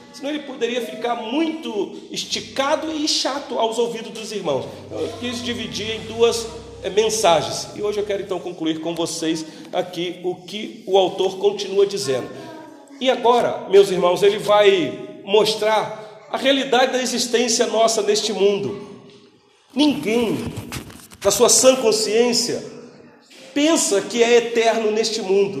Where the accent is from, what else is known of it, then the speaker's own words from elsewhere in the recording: Brazil; Nós que somos brasileiros, que não temos nenhuma familiaridade com a cultura judaica